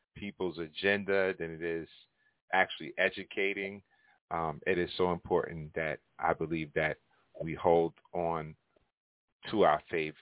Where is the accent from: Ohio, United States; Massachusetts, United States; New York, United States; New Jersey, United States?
New York, United States; Hempstead; also born or lived in Uniondale, New York; growing up in Hempstead and Uniondale